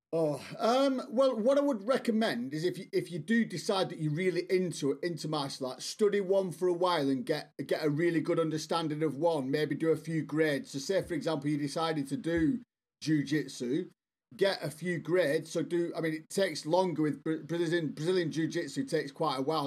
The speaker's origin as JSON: {"language": "English", "town": "Bolton", "region": "North West England", "country": "United Kingdom", "tie": "born or raised there", "moved": "as an adult", "lives_now": "South West England, United Kingdom", "said": "I'm from England, as you can probably guess. Uh, I'm actually originally from the northwest, a town called Bolton."}